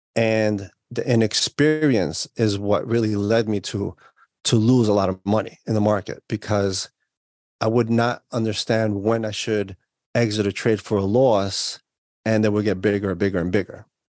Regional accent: New York, United States; I was born and raised in New York

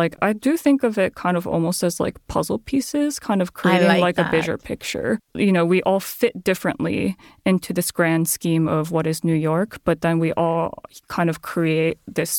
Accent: Japan; now in United States; And I come from Japan, right?

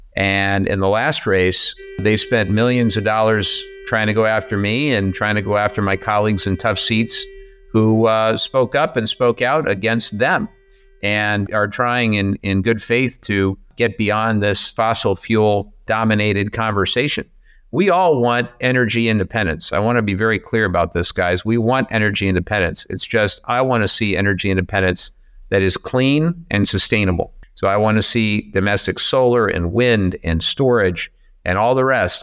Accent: Southern California, United States; I grew up in Southern California in the eighties

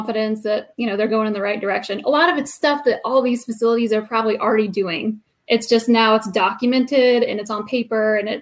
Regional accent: Columbus, Indiana, United States; I am born and raised here

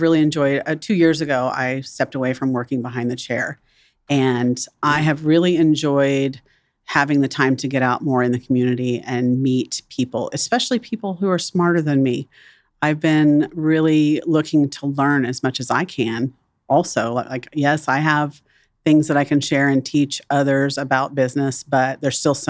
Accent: Wichita, Kansas, United States; also born or lived in Dallas; I enjoyed my childhood here. And I was born in Kansas City, but I lived here since I was 2 years old

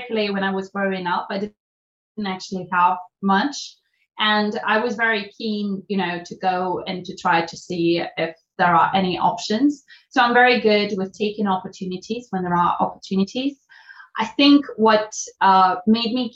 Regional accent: Russia; moved away as an adult; also born or lived in United Kingdom; now in London, United Kingdom; I'm from Russia

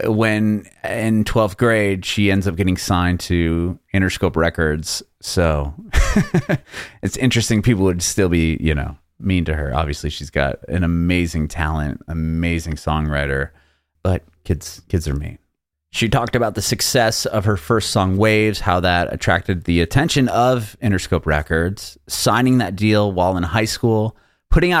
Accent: San Diego, California, United States; moved away as an adult; now in Nashville, United States; I grew up in San Diego and I love San Diego

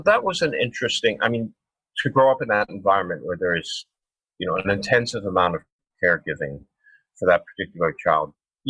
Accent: Havertown, Pennsylvania, United States; born there; also born or lived in Michigan; So I was born in Philadelphia, actually a little tiny town on the outskirts of Philadelphia called Havertown. And then we moved out to Michigan.

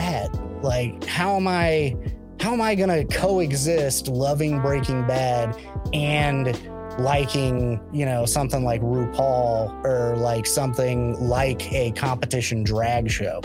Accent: Christian County, Southwest Missouri, United States; moved away; I grew up in Southwest Missouri and specifically Christian County.

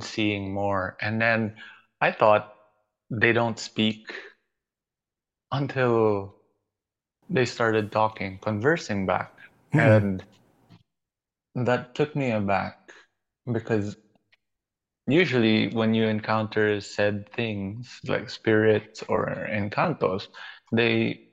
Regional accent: Baguio, Cordillera Administrative Region, Philippines; also born or lived in Manila; I was born in Manila, and then by the age of 5, we moved back to Baguio because our family, we're based in Baguio

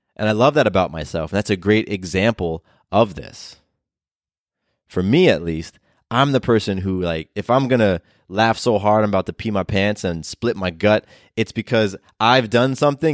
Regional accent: California, United States; also born or lived in Florida; now in Atlanta, United States; I was born in California. I spent a lot of years in Florida

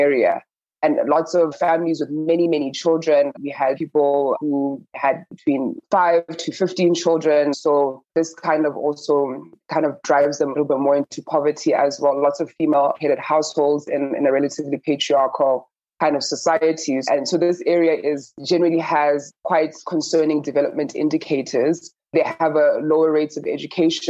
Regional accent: Botswana; I'm from Southern Africa, I'm from Botswana

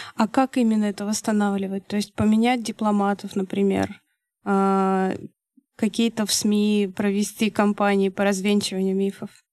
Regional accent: Russia; я из России

